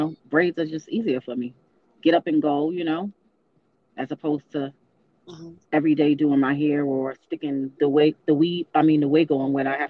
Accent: New York, United States; New York. I'm from New York.

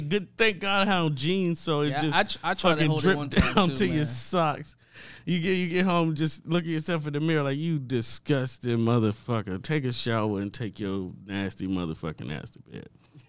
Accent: the South, United States; I'm from the South.

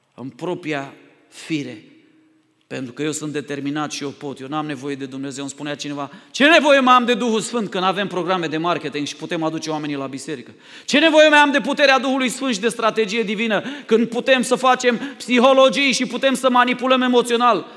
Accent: Romania; Noi, ca și români

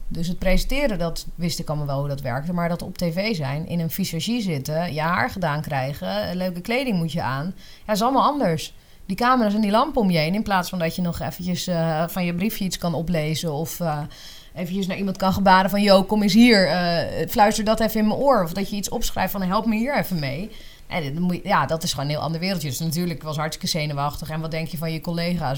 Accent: Leusden, Utrecht, Netherlands; ik kom uit Leusden en dat eh, is een dorp bij Amersfoort

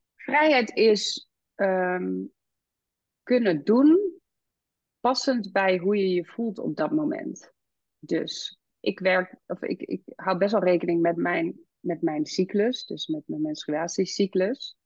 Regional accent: Amsterdam, North Holland, Netherlands; moved away as an adult; now in Ede, Netherlands; wij woonden altijd in Amsterdam. En we zijn echt Amsterdammers, zeg maar, die uh, verhuisd zijn naar de natuur.

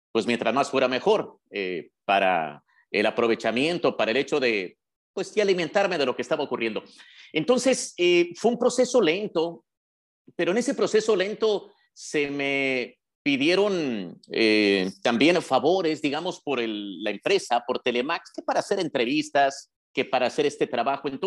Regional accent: Tijuana, Baja California, Mexico; born there; Yo nací en Tijuana porque justamente estaba trabajando en Tijuana cuando llegó la cigüeña a la familia

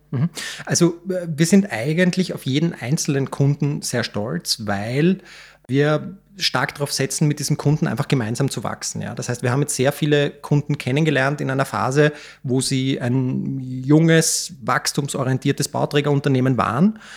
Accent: Vienna, Austria; Ich bin äh, 1989 in Wien geboren, bin einer der Gründer und Geschäftsführer äh, der Rewald Vermögensberatungs GmbH, habe eine ganz normale AHS in Wien besucht

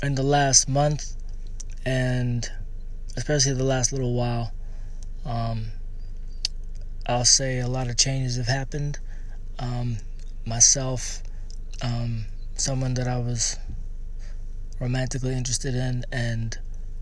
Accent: Canada; born or raised there; also born or lived in Eritrea

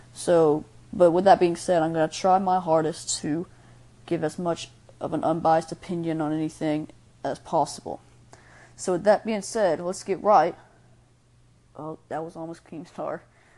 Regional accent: Birmingham, Alabama, United States; I am from Birmingham, Alabama. I'm 15 years old. I'm a sophomore in high school, and I love basketball.

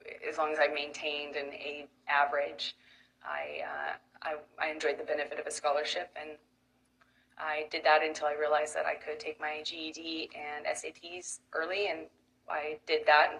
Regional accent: Manor, Texas, United States; I come from Austin, Texas, a small town outside of Austin that you probably haven't heard of. No one has. It's called Manor

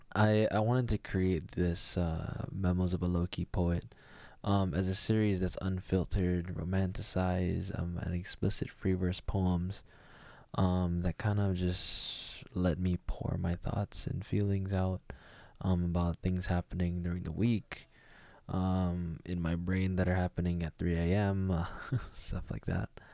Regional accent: United States; as a Filipino American, um, or even a Asian American

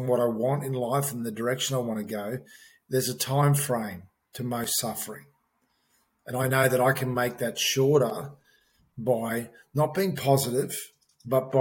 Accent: Townsville, Queensland, Australia; born or raised there; also born or lived in Thursday Island, Queensland

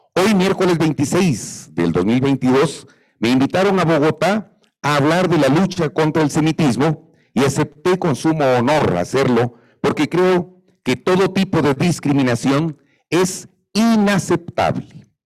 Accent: Guatemala; Yo soy guatemalteco, me considero nacionalista, amo a mi Guatemala

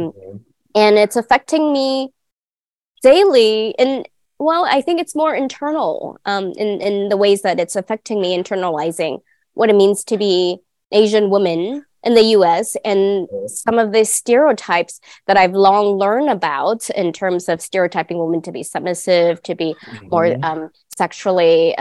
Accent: Guangdong, China; now in United States; I am from the southern part of China, in the Canton region or Guangdong region. So I grew up being immersed in the Cantonese culture

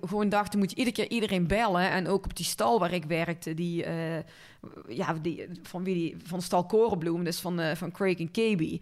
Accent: Linden, North Brabant, Netherlands; moved away as an adult; also born or lived in Tilburg; now in Weert, Netherlands; ik ben opgegroeid in Linden. Dat is een piepklein dorpje bij Kuik in de buurt.

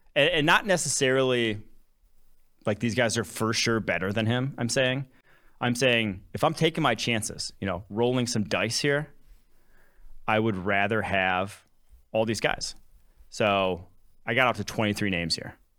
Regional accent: Champaign, Illinois, United States; also born or lived in Milwaukee, Wisconsin; I was born in Milwaukee, Wisconsin. I grew up Packers, Badgers, Bucks, Brewers. fan, all Wisconsin sports. Um, grew up, lived there till I was six, moved to cities just outside of Champaign, Illinois

